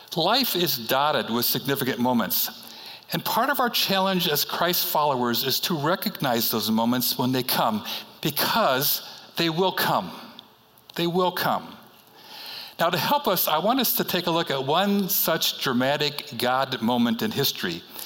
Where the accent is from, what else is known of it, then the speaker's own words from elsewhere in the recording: Chicago, Illinois, United States; moved away; I am from Chicago, and I grew up on the city's uh, north side, northwest side